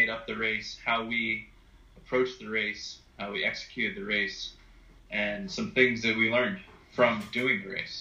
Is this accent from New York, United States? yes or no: no; Massachusetts, United States; now in Maui, United States; I live in Maui now, but I I'm originally from Massachusetts